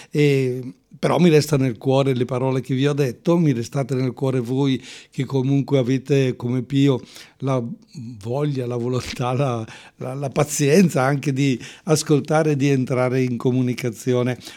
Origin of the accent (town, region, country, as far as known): Quinzano d'Oglio, Lombardy, Italy